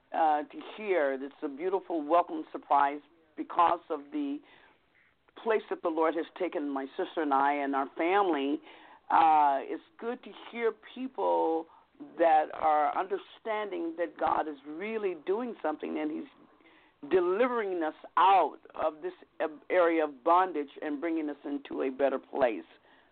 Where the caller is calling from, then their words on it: Vallejo, California, United States; I'm calling from Vallejo, California.